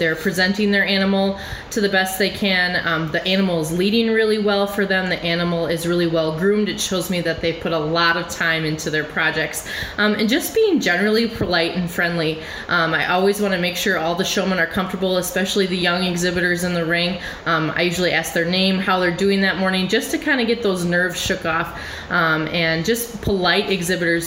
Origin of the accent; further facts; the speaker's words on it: Rock County, Wisconsin, United States; I have been judging dairy cattle since I was a young 4-H member in Rock County